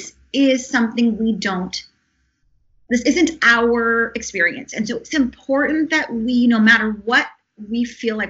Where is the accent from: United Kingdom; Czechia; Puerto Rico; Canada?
Canada; now in Los Angeles, United States; as a Canadian living here